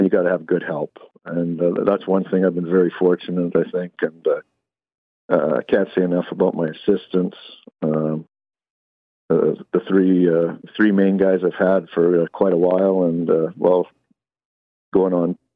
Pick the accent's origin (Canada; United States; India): Canada; Calgary, Alberta; I was born and raised in Calgary, Alberta.